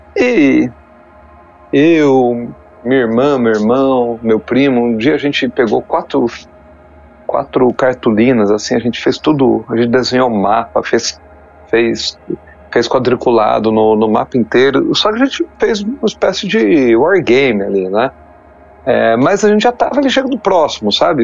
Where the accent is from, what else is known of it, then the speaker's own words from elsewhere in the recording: Poços de Caldas, Minas Gerais, Brazil; also born or lived in São Paulo; que eu morava em Poço de Caldas, né? Eu nasci em São Paulo, mas minha família mudou para Poço, de Caldas